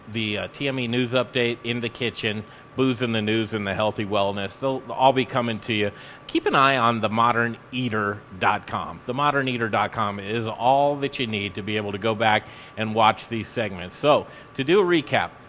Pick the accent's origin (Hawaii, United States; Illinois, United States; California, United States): California, United States; I grew up